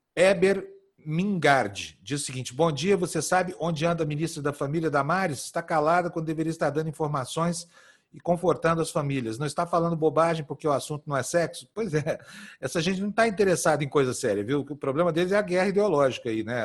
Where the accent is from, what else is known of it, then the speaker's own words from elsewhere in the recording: Brazil; nós como brasileiros